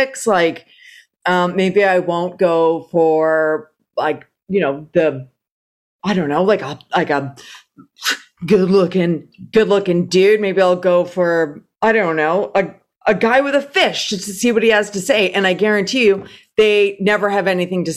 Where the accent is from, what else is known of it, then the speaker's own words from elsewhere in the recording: Toronto, Ontario, Canada; moved away; I'm from Toronto